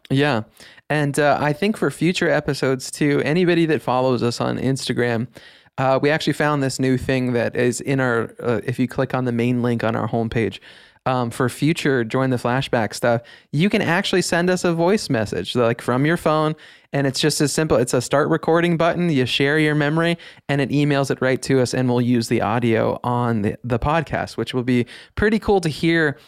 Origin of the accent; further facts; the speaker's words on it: Midwest, United States; growing up in the Midwest